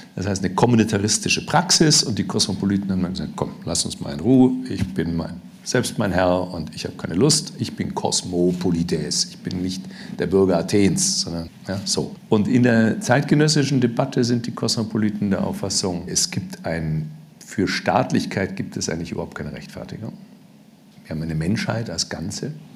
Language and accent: German; Germany; als Deutscher